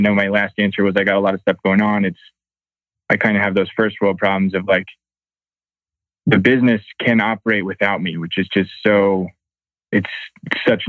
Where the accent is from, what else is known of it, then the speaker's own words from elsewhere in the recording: Reading, Pennsylvania, United States; now in Fort Collins, United States; I grew up in Reading, Pennsylvania